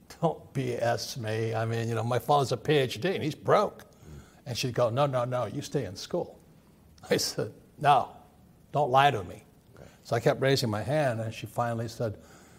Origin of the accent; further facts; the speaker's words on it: Hawaii, United States; I grew up in Hawaii, a fourth generation Japanese American